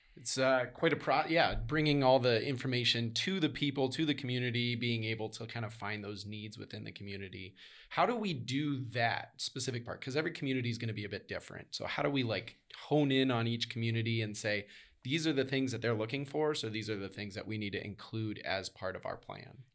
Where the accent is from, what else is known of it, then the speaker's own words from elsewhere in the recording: Midwest, United States; growing up in the Midwest